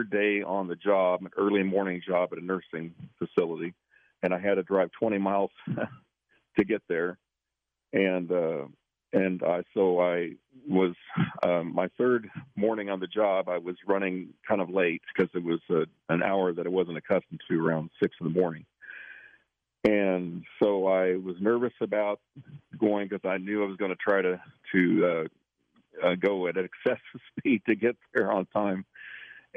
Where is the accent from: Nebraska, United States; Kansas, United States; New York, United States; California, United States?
Kansas, United States; Northwest; moved away; I grew up in Northwest Kansas